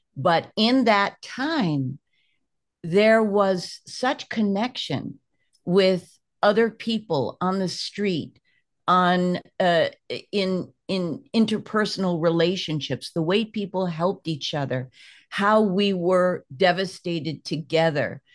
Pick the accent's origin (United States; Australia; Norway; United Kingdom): United States; I'm an American